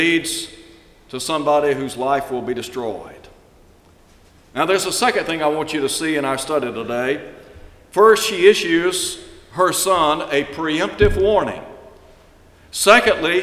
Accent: Chattanooga, Tennessee, United States; when I was a child growing up in Chattanooga, Tennessee

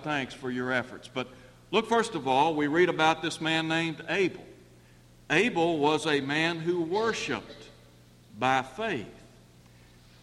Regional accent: Chattanooga, Tennessee, United States; moved away; I grew up in Chattanooga

